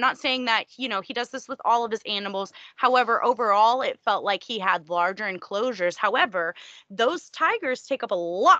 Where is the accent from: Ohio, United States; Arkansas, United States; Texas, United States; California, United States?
Texas, United States; I am from the fucking South. I'm from Texas.